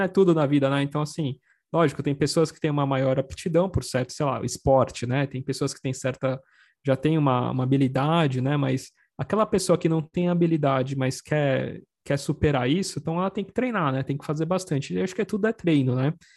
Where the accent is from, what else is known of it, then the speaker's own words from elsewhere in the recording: São Paulo, Brazil; eu sou, sou aqui da Moca, né, aqui da Zona Leste, aqui de São Paulo